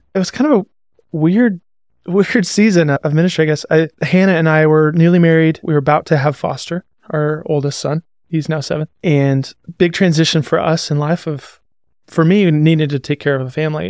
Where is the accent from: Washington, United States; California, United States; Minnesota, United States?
Washington, United States; Seattle; moved away; also born or lived in Montana; I was born in Seattle. I lived there. Come from a pretty broken family and split time between Seattle and Montana, between my mom and my dad